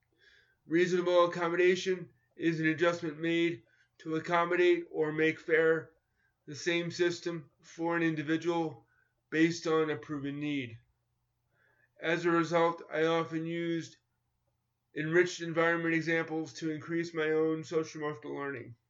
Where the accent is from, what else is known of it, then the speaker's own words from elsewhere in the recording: New York, United States; I grew up in New York in competitive schools where it was mainstream in the 1970s and 1980s